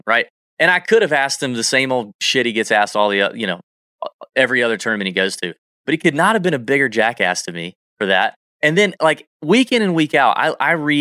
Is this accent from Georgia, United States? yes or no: yes; Augusta, Georgia, United States; Augusta all the time, my hometown